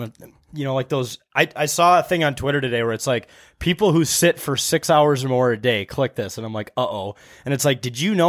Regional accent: Wisconsin, United States; In Wisconsin. I was born here. I grew up in Wisconsin.

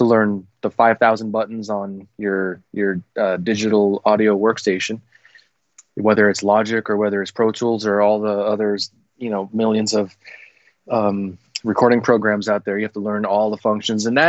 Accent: Philippines; I'm a Filipino Asian guy

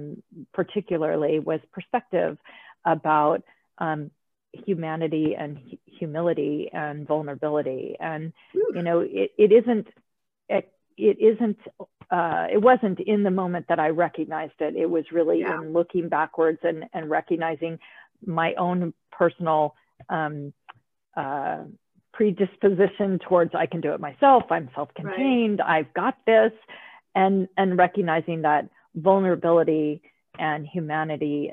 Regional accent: United States; I'm an American

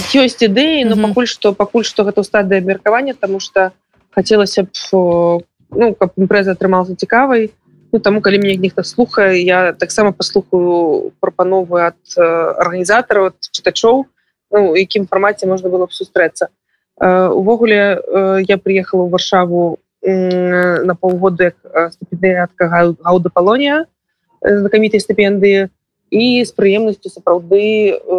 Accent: Belarus; як беларусы

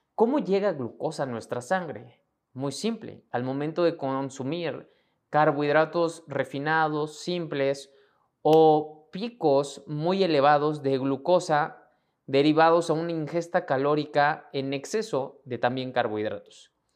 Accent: Mexico; mexicano, emprendedor y empresario

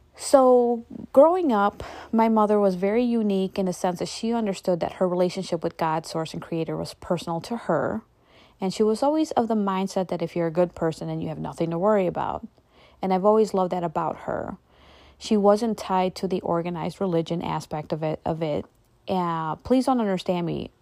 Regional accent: United States; I was born and raised here in America

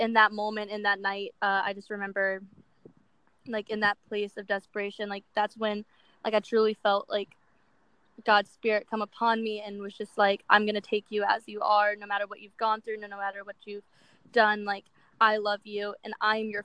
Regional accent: Ruther Glen, Virginia, United States; moved away as an adult; now in Los Angeles, United States; I'm from Ruther Glen, Virginia. Me and my mom moved there about 6 years ago

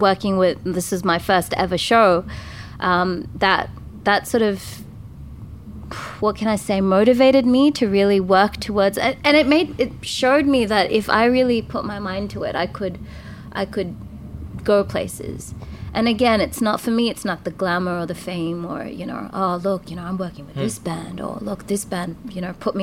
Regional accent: Tamil Nadu, India; also born or lived in Sydney, Australia; now in Australia; I'm from Tamil Nadu, and we're like super conservative and super traditional

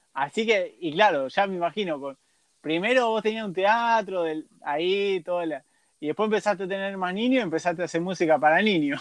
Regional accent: Argentina

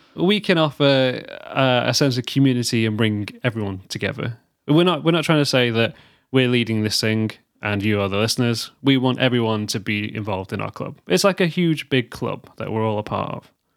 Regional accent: United Kingdom; we're British

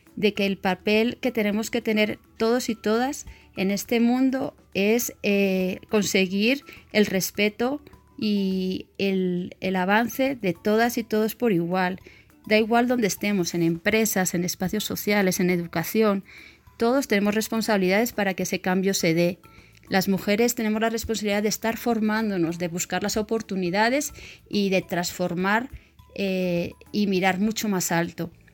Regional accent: Madrid, Community of Madrid, Spain; moved away as an adult; now in Colombia; nací en Madrid, España, y llevo más de 25 años viviendo en Colombia

